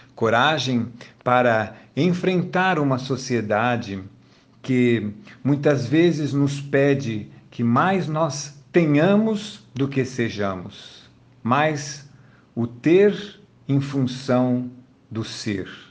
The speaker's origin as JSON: {"language": "Portuguese", "country": "Brazil", "said": "aqui no Brasil, cada um dos brasileiros, já quando nasce, recebe um número chamado Cadastro de Pessoa Física, CPF. E isto nos identifica como brasileiros"}